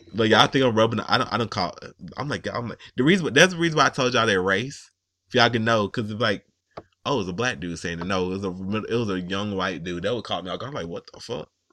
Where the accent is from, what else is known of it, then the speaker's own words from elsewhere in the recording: the South, United States; I'm from the South